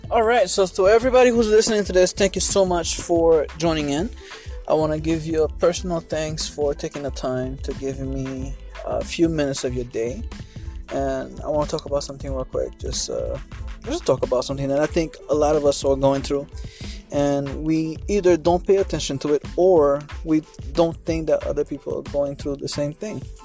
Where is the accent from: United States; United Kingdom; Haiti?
Haiti; growing up in Haiti I was afraid of going to school every morning